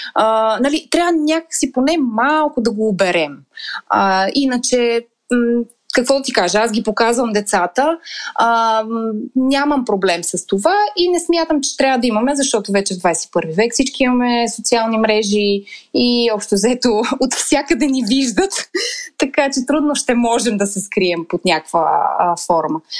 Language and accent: Bulgarian; Montana, Montana Province, Bulgaria; moved away; в моя роден град му. Монтана